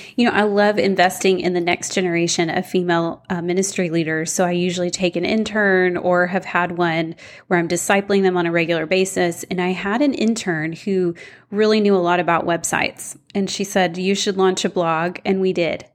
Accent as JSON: {"language": "English", "town": "Houston", "region": "Texas", "country": "United States", "tie": "born or raised there", "said": "I grew up in Houston."}